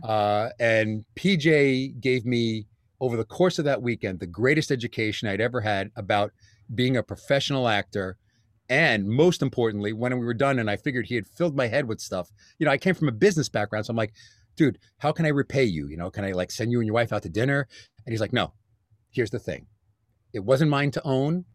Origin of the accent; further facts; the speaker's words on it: New York City, New York, United States; moved away as an adult; also born or lived in Bronx, New York; now in Westchester County, United States; born and bred in Staten Island